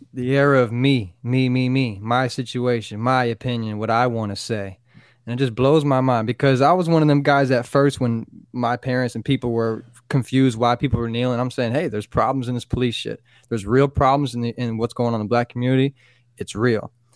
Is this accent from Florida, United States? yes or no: yes; Florida, United States; Florida guy through and through.